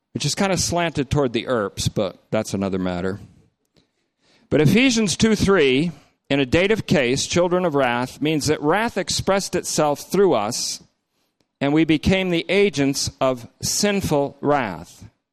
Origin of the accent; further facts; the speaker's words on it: Vermont, United States; when I was growing up in Vermont